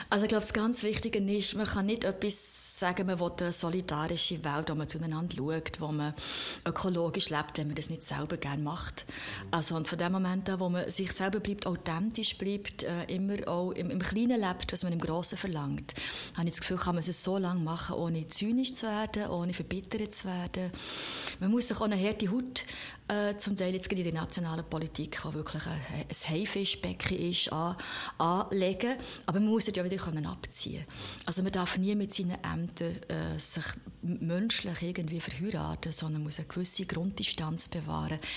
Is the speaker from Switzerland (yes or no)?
yes; Thun, Bern, Switzerland; Ja, ich bin in Thun aufgewachsen und dann hat es, glaube ich, in Thun noch gar keine Grünen gegeben